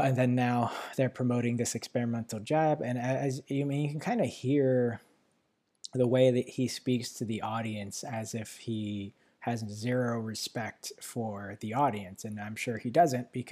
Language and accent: English; New York City, New York, United States; moved away; I was born in Manhattan, so the city area